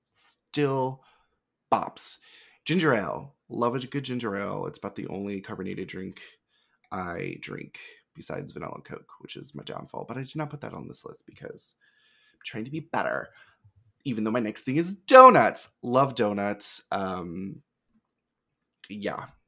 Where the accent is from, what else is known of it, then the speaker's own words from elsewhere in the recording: the South, United States; growing up in the South